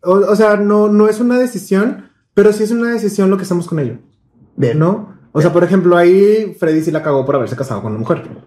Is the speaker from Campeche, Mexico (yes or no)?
no; Monterrey, Nuevo León, Mexico; todos crecimos aquí en Monterrey